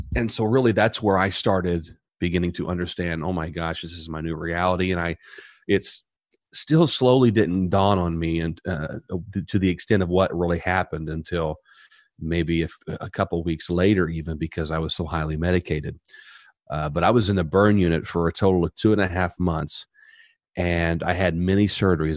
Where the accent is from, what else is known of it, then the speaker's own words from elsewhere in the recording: Southern Indiana, United States; now in Tampa, United States; I'm originally from Southern Indiana, and I come from a small community